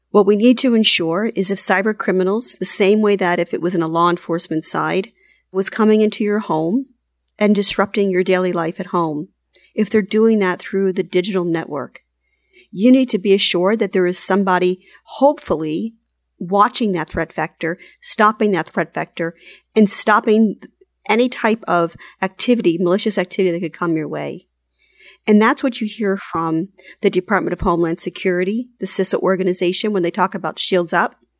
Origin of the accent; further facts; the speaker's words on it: United States; as an American